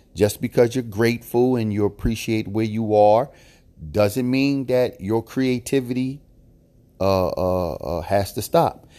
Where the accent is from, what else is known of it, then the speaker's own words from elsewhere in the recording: Philadelphia, Pennsylvania, United States; I was born and raised in Philadelphia